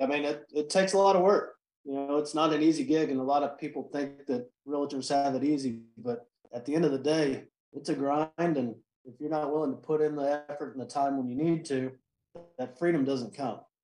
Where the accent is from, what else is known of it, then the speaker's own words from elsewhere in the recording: Austin, Texas, United States; born and raised in Austin, Texas.